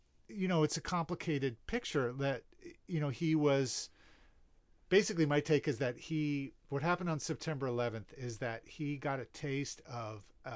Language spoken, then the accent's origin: English; New York, United States; also born or lived in Baltimore; now in San Diego, United States; I grew up in New York, and people who in New York have a certain perception of Rudy. But, you know, I realized living here in San Diego, outside of New York